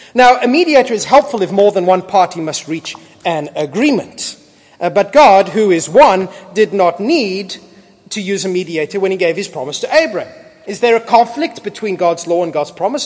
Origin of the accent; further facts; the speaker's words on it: Australia; I am an Australian.